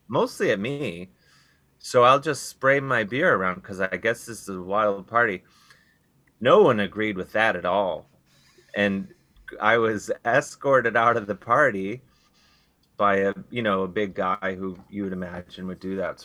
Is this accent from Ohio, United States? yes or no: yes; Cleveland, Ohio, United States; moved away; I'm from Cleveland originally